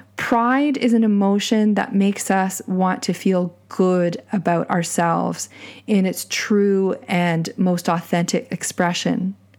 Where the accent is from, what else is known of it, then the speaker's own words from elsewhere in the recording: Canada; my pride in being Canadian